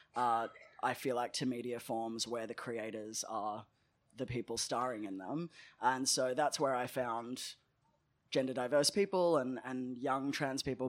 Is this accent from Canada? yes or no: no; Melbourne, Victoria, Australia; I grew up in, uh, Nam in Melbourne, and I grew up in Caulfield